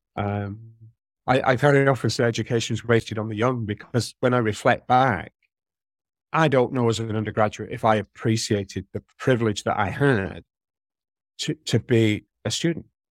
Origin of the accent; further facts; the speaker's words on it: St Helens, North West England, United Kingdom; accent: Merseyside; moved away; I grew up in Saint Helens, uh, which is in Merseyside, it was Lancashire when I was born